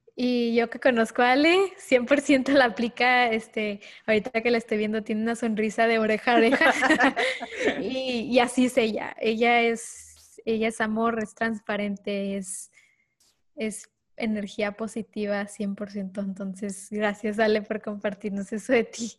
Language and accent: Spanish; Ciudad Juárez, Chihuahua, Mexico; also born or lived in El Paso, Texas; soy de Ciudad Juárez, Chihuahua, nacida en El Paso, Texas, que es la frontera eh, yo crecí en este mundo de dos países